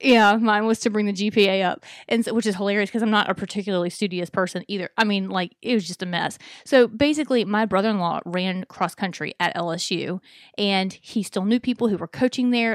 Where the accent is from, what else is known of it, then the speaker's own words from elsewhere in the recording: Alabama, United States; moved away; I'm from Alabama.